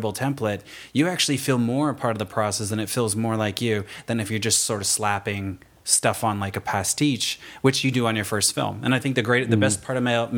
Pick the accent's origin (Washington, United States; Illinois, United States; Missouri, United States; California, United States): California, United States; Fontana; I'm from Fontana, California.